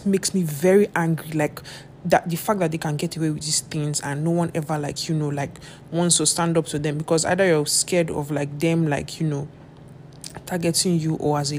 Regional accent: Nigeria; growing up in Nigeria, you're always going to be harassed one way or the other

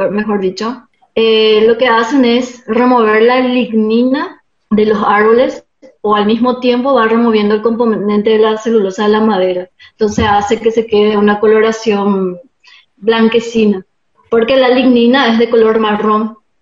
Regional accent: Paraguay; now in Argentina; mi país en Paraguay

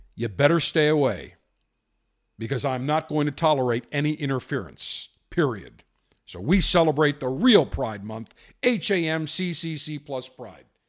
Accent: Buffalo, New York, United States; I grew up in Buffalo, right across from Canada

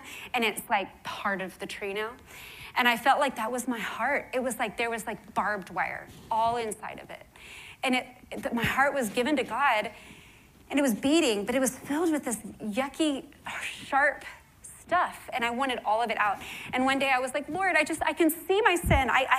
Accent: Houston, Texas, United States; the only reason I believe in Christ is because I was born in Houston, Texas, you know? And that's just what everyone here believes.

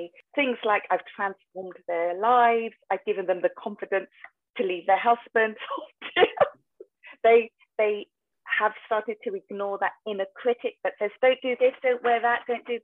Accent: United Kingdom; I'm a British Asian and my parents wanted me to be the stereotypical doctor

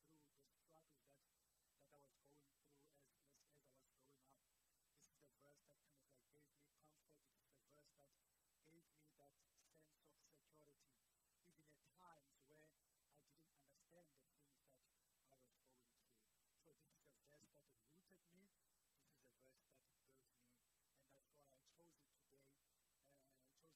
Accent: Port Elizabeth, Eastern Cape, South Africa; originally I am from Port Elizabeth, so I was born there and I was raised there.

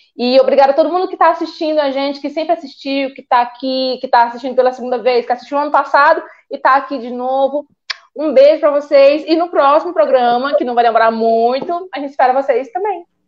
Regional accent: Northeast Region, Brazil; nós, que somos nordestinos

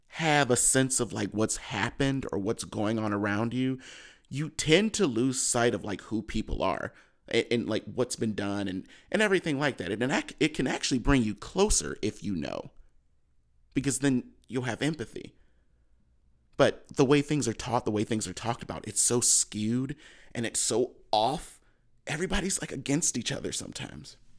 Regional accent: Cleveland, Ohio, United States; I'm from Cleveland

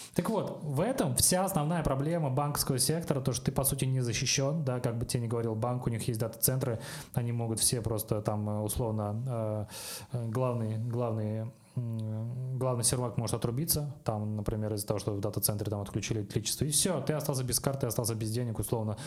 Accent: Kazan, Tatarstan, Russia; я сам из Казани

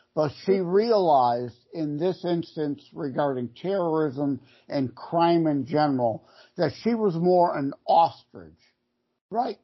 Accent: Detroit, Michigan, United States; born and raised in the Detroit area

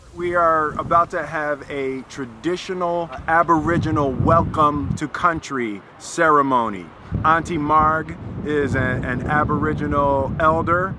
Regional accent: Philadelphia, Pennsylvania, United States; moved away; when I grew up in Philly

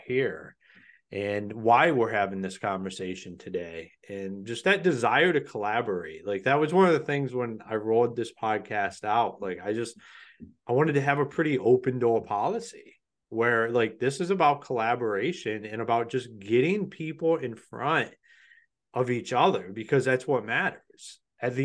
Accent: Ohio, United States; I'm from Ohio

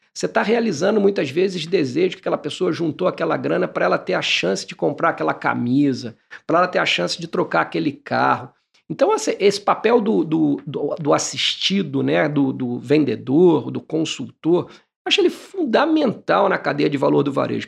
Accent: Barra Mansa, Rio de Janeiro, Brazil; eu nasci em Barra Mansa

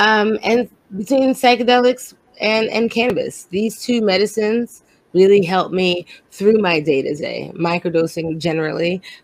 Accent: New York City, New York, United States; moved away; I'm from Brooklyn

